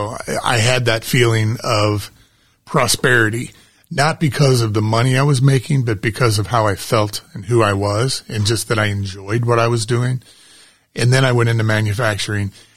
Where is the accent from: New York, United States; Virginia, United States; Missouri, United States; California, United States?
Missouri, United States; St. Charles County; I'm from St. Charles County, so I like to do a lot of work in St. Charles County.